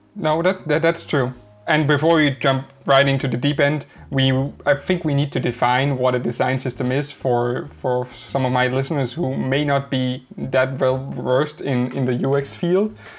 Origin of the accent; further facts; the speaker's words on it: Denmark; English is a second language; a Danish guy trying to pronounce an English name